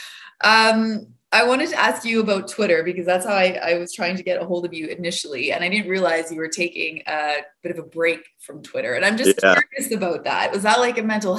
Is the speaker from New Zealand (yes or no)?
no; Edmonton, Alberta, Canada; I'm from Edmonton.